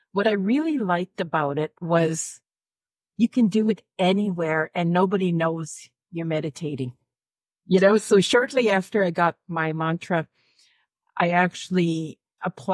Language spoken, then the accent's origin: English; Alberta, Canada; I'm from Alberta